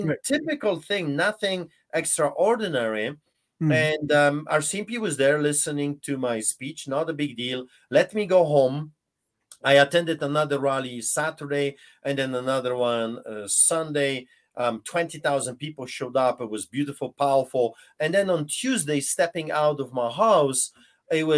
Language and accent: English; Poland; English is a second language; now in Canada; listen to my accent. I grew up behind the Iron Curtain under the boots of the Soviets during the Soviet occupation of Poland.